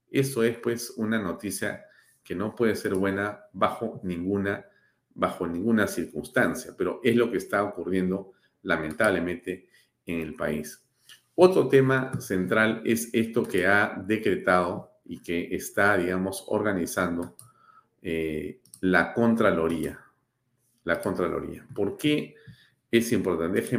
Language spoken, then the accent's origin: Spanish; Peru; yo he tenido la suerte, como muchos peruanos, de estar varias veces en Puno